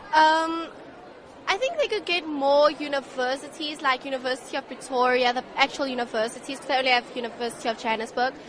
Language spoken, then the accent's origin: English; Germany; I'm from Germany